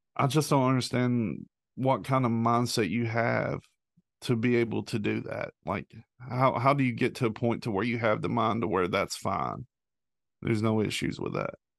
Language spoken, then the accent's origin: English; the South, United States; born or raised there